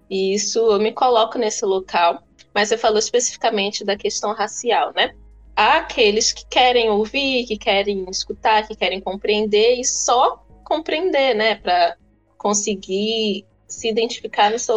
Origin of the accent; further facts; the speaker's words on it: Angola; Então eu já coloco logo que eu sou angolano, que eu sou preto